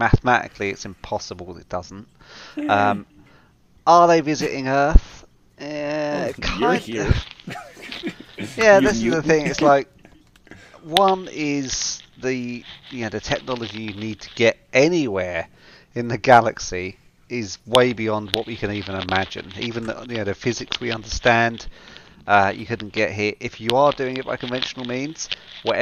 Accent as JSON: {"language": "English", "country": "United Kingdom", "said": "I am the British component of the Atlantean duo that is … and …"}